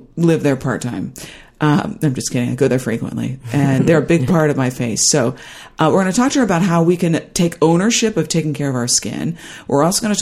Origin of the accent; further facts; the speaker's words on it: Midwest, United States; moved away; I grew up in the Midwest, so it was conservative central